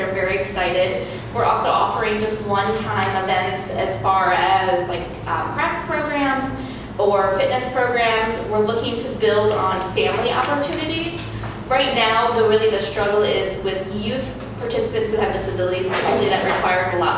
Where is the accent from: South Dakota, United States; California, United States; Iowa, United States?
Iowa, United States; now in Iowa City, United States; I'm new to Iowa City. I'm from Iowa, but not Iowa City